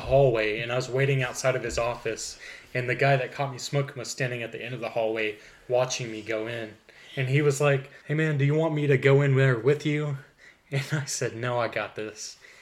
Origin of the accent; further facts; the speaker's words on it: McAlester, Oklahoma, United States; It was called Shady Grove Missionary Baptist Church, where I'm from in Oklahoma